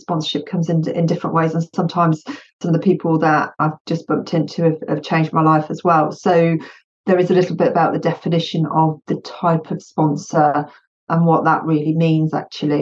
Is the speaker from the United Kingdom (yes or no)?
yes; United Kingdom; English is a second language; I'm UK born and bred, but my family is Bosnian